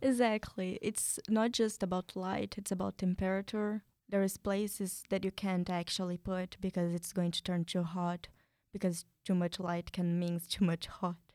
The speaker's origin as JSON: {"language": "English", "region": "São Paulo", "country": "Brazil", "second_language": "English", "moved": "yes", "lives_now": "United States", "said": "I'm from Brazil. I come from a small city inside São Paulo, the States of São Paulo"}